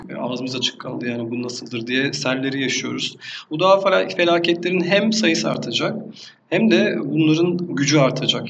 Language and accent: Turkish; Erdemli, Mersin, Turkey; 1982 e, yılında Mersin'in küçük bir deniz kasabası olan Erdemli ilçesinde doğdum